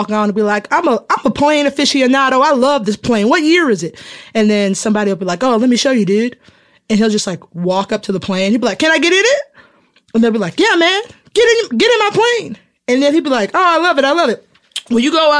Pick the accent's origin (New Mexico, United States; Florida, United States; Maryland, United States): Florida, United States; moved away; I went home last year to Florida. I'm from Florida